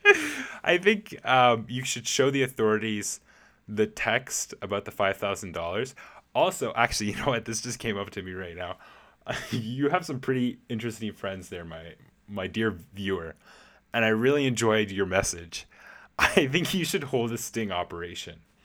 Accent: Canada; as a Canadian myself

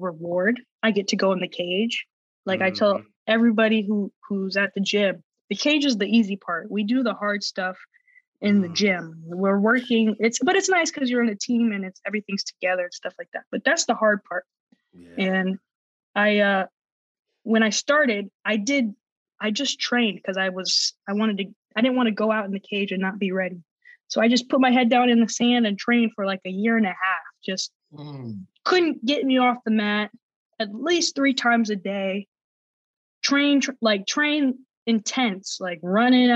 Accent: Orlando, Florida, United States; I'm from Orlando, Florida, and I'm a mixed martial arts fighter

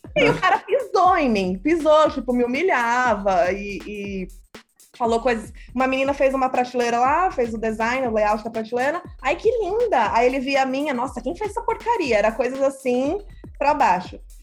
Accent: Brazil; accent: Brazilian; Eu sou brasileira é, e falo inglês já faz muito tempo mesmo. Meu sotaque é de brasileira.

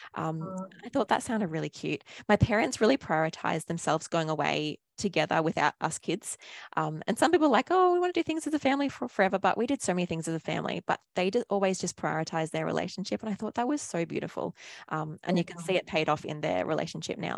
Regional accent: Australia

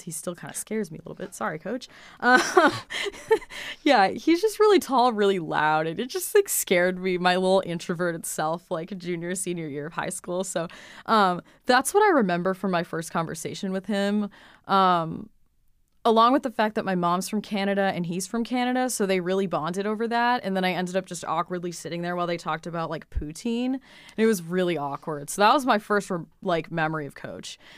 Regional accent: Hudson, New Hampshire, United States; I grew up in Hudson, New Hampshire, which is right on the southern border

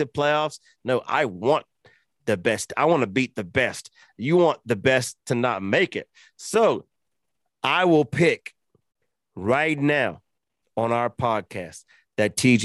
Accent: Georgia, United States; I'm from Georgia

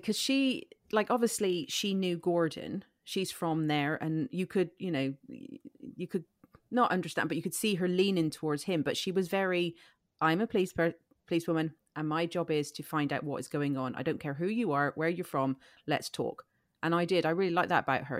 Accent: Ireland; I grew up in Ireland, which is very Catholic, heavy.

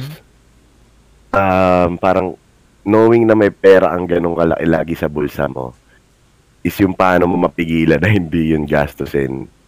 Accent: Siargao, Caraga, Philippines; now in Manila, Philippines; taga Siargao kami

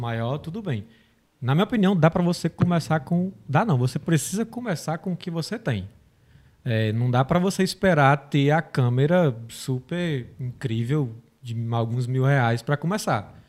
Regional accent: Tabuleiro do Norte, Ceará, Brazil; moved away; Vim do Ceará, uma cidadezinha do interior, Tabuleiro do Norte. Tem 30 mil habitantes

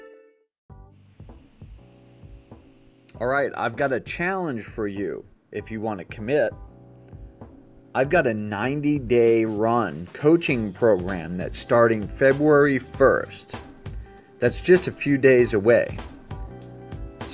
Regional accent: East Coast, United States; when I grew up on the East Coast

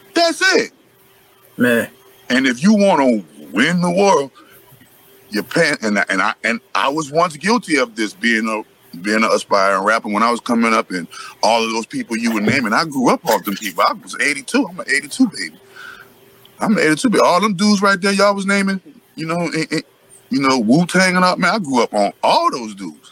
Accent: New Orleans, Louisiana, United States; I'm from New Orleans

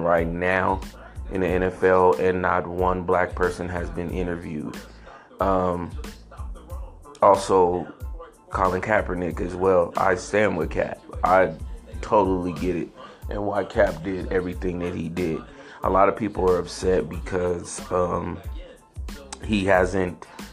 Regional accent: San Francisco, California, United States; I grew up in San Francisco

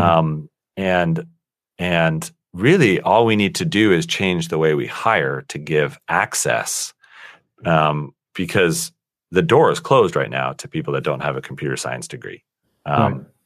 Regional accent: Colorado Springs, Colorado, United States; I was born and raised in Colorado, um, in a small town called Colorado Springs, Colorado

